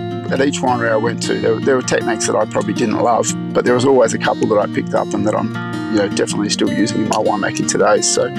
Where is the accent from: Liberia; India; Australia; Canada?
Australia; Melbourne, Victoria; I grew up in Melbourne, and so I wanted to study on campus if possible.